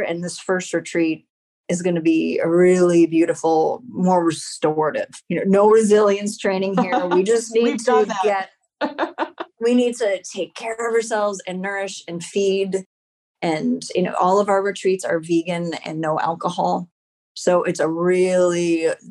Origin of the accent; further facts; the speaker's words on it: Evanston, Illinois, United States; my hometown school, Evanston Township High School